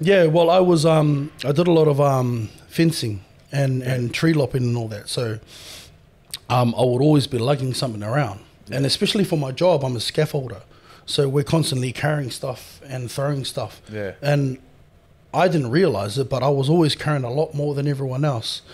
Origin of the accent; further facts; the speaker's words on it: New Zealand; moved away as an adult; now in Australia; born and raised in New Zealand